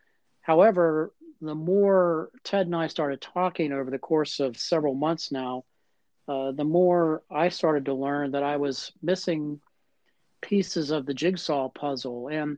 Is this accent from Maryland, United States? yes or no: yes; Bethesda, Maryland, United States; my hometown of Bethesda, Chevy Chase, Maryland.